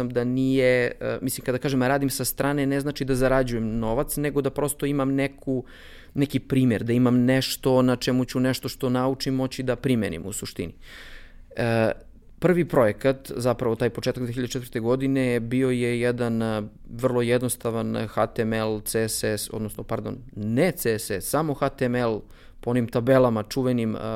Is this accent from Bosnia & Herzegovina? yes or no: no; Bor, Bor District, Serbia; moved away as an adult; also born or lived in Belgrade; ja sam iz Bora, rođen sam u Boru, e, studirao sam u Beogradu